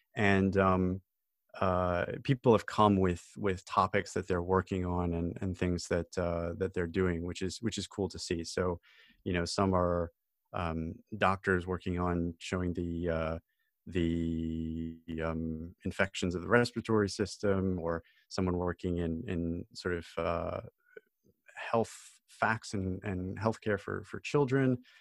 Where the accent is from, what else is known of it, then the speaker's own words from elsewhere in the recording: United States; now in United Kingdom; I'm an American citizen